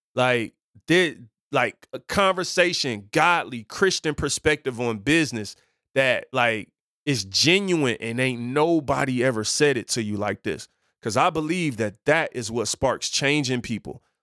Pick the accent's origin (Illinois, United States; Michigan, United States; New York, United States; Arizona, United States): Michigan, United States; Detroit; I grew up in Detroit on Seven Mile.